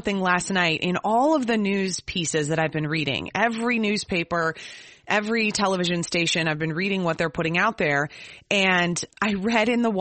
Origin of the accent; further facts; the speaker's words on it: Minnesota, United States; as a Minnesotan